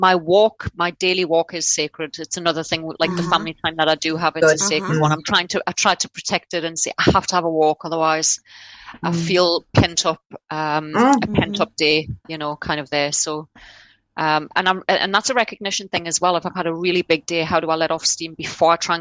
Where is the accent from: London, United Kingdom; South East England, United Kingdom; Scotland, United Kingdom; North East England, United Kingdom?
North East England, United Kingdom; Newcastle upon Tyne; born or raised there; accent: Geordie; now in Australia